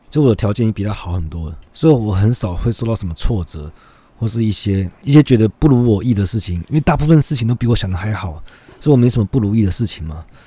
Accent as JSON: {"language": "Chinese", "country": "Taiwan", "said": "我们台湾人"}